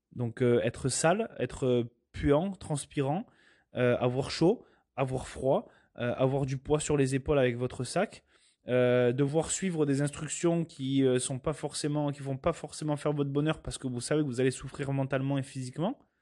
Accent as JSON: {"language": "French", "country": "France", "said": "moi je suis européen, je viens de France"}